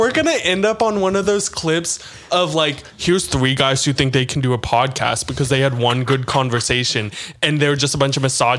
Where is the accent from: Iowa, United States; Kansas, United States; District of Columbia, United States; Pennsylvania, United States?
Pennsylvania, United States; Pittsburgh; now in Nashville, United States; I'm from Pittsburgh.